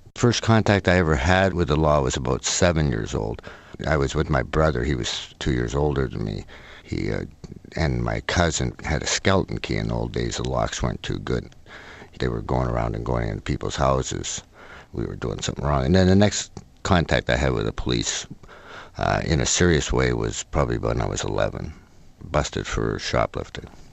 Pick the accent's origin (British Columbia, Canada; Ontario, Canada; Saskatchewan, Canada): British Columbia, Canada; Oak Bay; I was brought up in a in Oak Bay